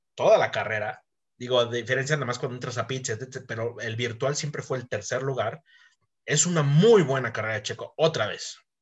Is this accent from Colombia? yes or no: no; Mexico; somos mexicanos